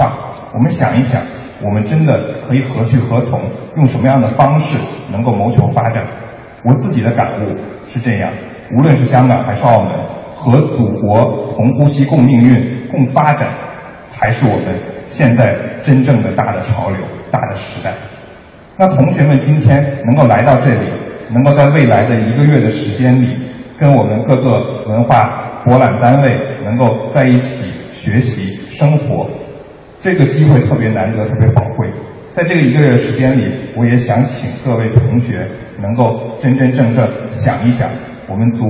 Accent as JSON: {"language": "Chinese", "region": "Beijing", "country": "China", "said": "因为我是北京人，我父母都在北京，"}